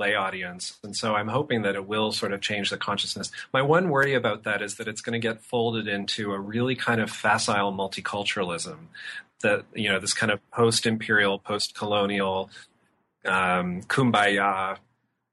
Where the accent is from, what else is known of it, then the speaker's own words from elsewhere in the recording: Auburn, Washington, United States; my hometown, which is about an hour from Seattle